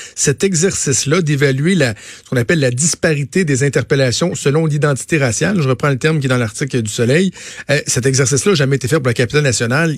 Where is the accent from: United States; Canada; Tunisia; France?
Canada; Quebec; je suis un Québécois blanc